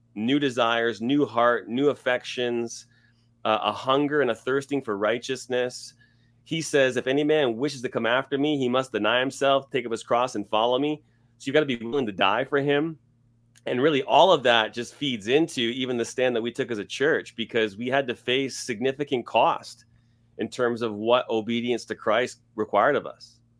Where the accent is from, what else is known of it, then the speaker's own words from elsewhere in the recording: Scarborough, Ontario, Canada; moved away as an adult; also born or lived in Toronto area / London, Ontario / Los Angeles, California; now in Edmonton, Canada; I was born and raised in Scarborough, Ontario